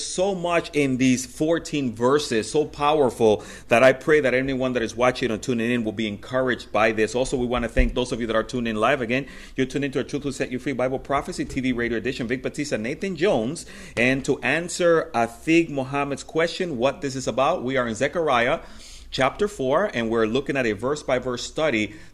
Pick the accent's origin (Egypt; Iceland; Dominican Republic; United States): Dominican Republic; moved away; And I'm originally from the Dominican Republic, and actually I grew up in the campo, in the country, where there was no GE light bulbs.